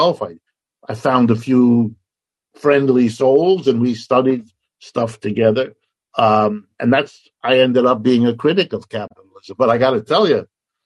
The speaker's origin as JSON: {"language": "English", "country": "United States", "said": "as an American who grew up in this whole situation"}